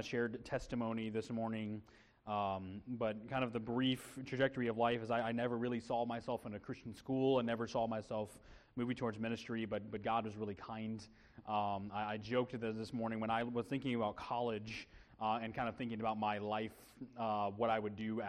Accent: Illinois, United States; we're both Midwest kids. I'm from Illinois

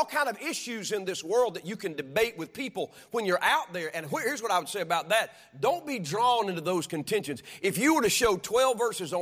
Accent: United States; I'm an American and I'm a son of God

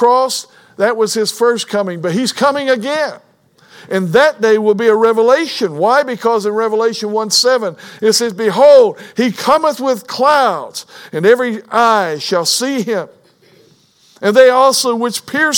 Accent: Kentucky, United States; I was born in Kentucky

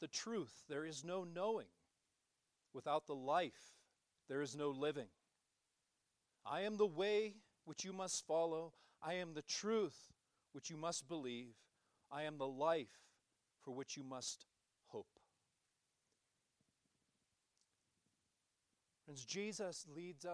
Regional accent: United States; us as American Christians

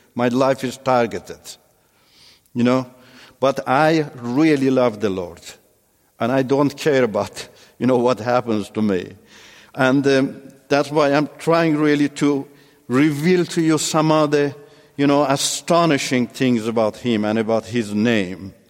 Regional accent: Iran; first language Turkish; English is a second language; moved away as an adult; also born or lived in Turkey

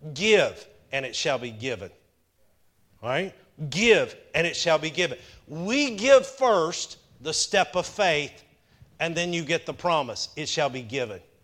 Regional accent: Powder Springs, Georgia, United States; I grew up in Powder Springs, about two hours north of here

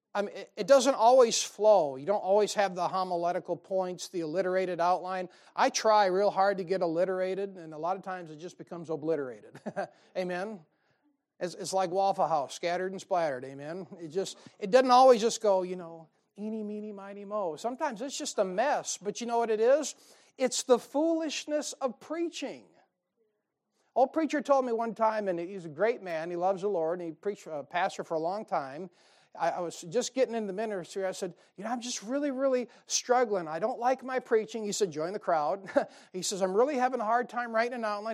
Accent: United States; I'm an American

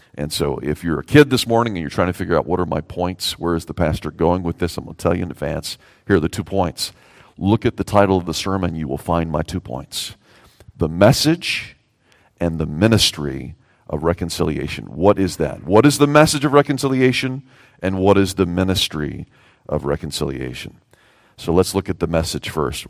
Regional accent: the South, United States; I'm a Southerner

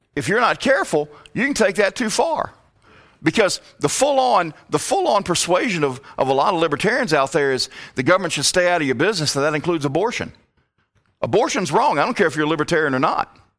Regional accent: Virginia, United States; moved away as an adult; also born or lived in Alabama; I, I was born and raised in Virginia

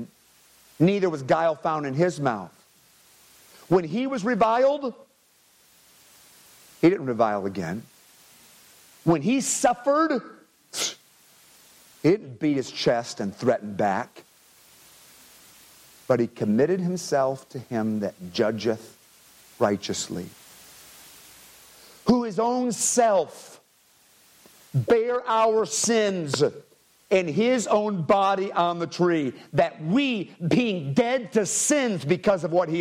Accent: United States; my rights as an American

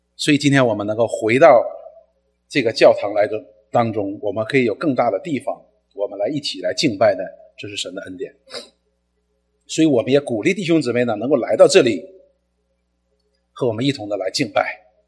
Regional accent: China; 我们中国人

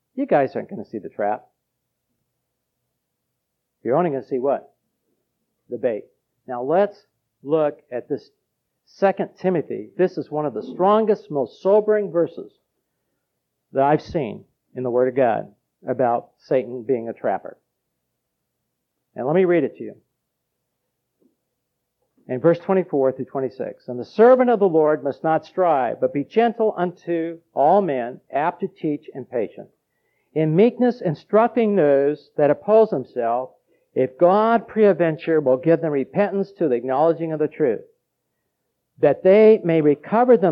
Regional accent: Los Angeles, California, United States; I grew up in Los Angeles, and we trapped, mice.

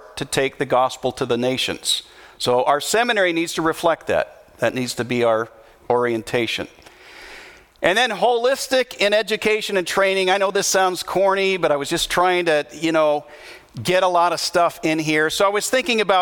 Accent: United States; I'm an American

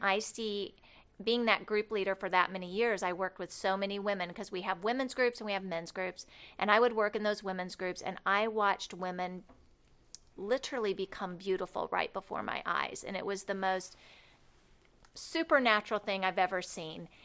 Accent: Cloverdale, Indiana, United States; born or raised there; moved away as an adult; also born or lived in Barkersville; now in Rockford, United States

